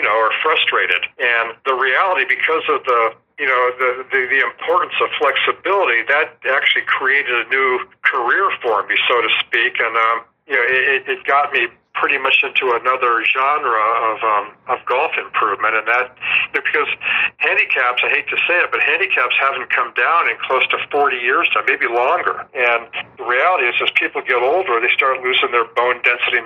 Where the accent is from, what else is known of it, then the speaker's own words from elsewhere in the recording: Southern California, United States; I'm from Southern California